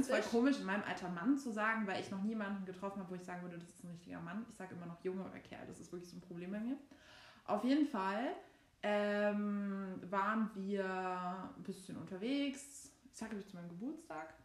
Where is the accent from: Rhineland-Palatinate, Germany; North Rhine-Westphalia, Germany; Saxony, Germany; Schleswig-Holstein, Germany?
Saxony, Germany; born or raised there; accent: Saxon